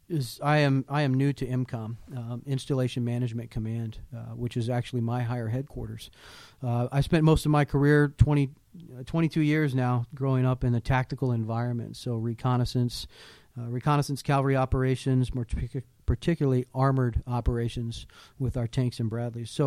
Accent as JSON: {"language": "English", "town": "Houston", "region": "Texas", "country": "United States", "tie": "born there", "also_born_or_lived": "Hawaii", "said": "I was born in Houston, Texas, uh, but I grew up as a military brat. Um, my father was in the army as a pilot, so we moved around a lot. Um, left Houston, and I went to I did high school in, in Hawaii, actually."}